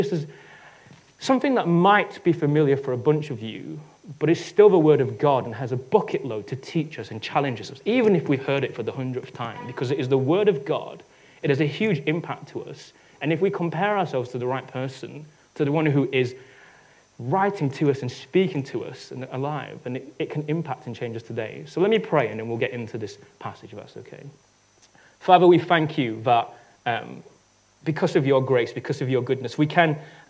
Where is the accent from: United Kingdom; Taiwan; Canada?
United Kingdom; I'm British